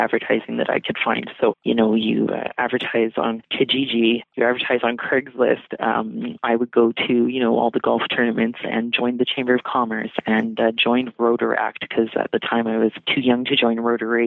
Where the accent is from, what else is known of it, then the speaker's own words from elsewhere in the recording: Vancouver, British Columbia, Canada; also born or lived in Nelson, British Columbia; now in Grande Prairie, Canada; I'm originally from Vancouver, born and raised there, and lived a little bit in Nelson too